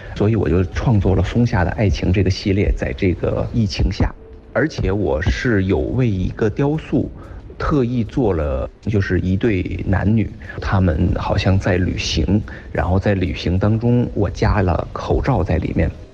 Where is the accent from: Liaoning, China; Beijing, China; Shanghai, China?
Beijing, China; 好像感觉到北京人是这种四十五度仰天的这种动作